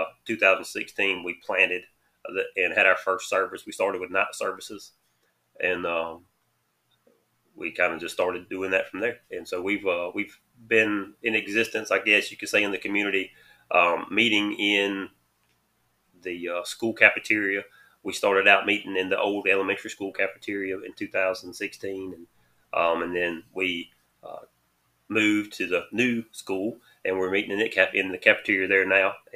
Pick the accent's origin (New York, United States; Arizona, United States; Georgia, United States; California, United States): Georgia, United States; Millen; I grew up in Millen. Been there my entire life